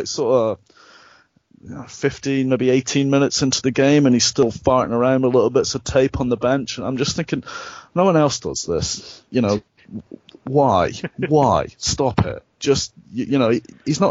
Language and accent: English; United Kingdom; we're British